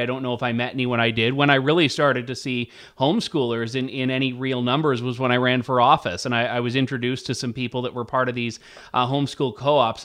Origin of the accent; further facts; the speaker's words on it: Ontario, Canada; growing up in Ontario